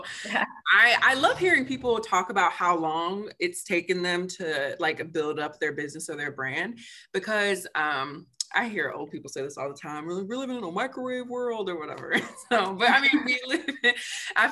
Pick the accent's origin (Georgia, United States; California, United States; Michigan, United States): Michigan, United States; now in Maryland, United States; I'm from Michigan originally